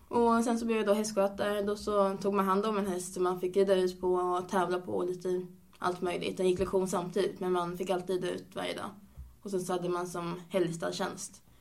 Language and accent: Swedish; Linköping, Östergötland, Sweden; Jag är 21 år nu eh, och jag kommer från början från Linköping.